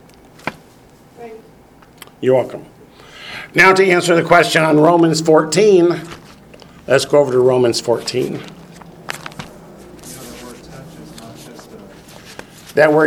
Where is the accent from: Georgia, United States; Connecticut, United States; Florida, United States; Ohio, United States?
Ohio, United States; Northern; I grew up in Northern Ohio, where in the schools, every Friday we had to have fish